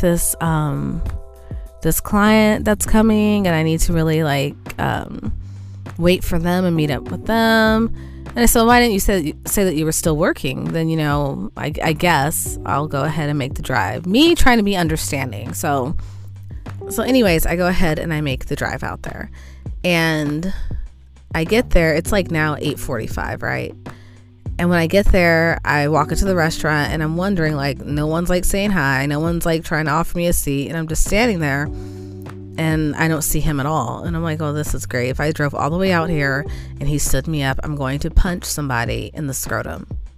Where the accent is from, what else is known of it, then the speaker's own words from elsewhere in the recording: California, United States; I'm a Californian.